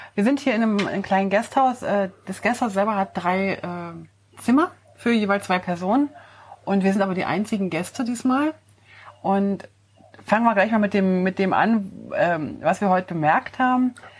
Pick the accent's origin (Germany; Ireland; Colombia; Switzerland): Switzerland; als ähm, Schweizer